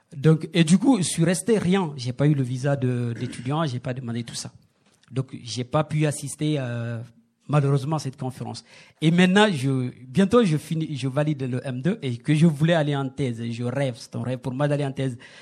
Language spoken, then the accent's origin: French; Guinea; moved away as an adult; now in France; chez nous en Guinée